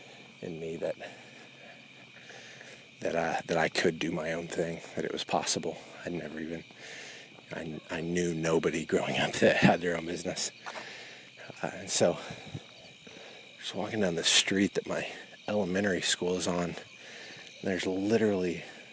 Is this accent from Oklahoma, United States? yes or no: yes; Jones, Oklahoma, United States; moved away as an adult; now in Orlando, United States; my hometown.